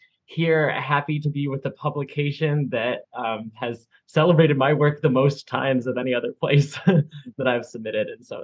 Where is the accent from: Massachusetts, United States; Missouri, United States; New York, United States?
Massachusetts, United States; near Littleton; I am calling in from Nipmuc land, also called Littleton, Massachusetts, close to where I grew up